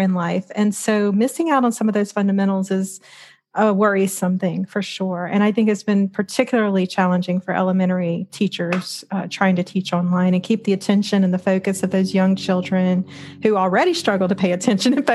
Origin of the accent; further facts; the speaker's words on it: Louisiana, United States; I grew up very embedded in the Southern Baptist Church in Louisiana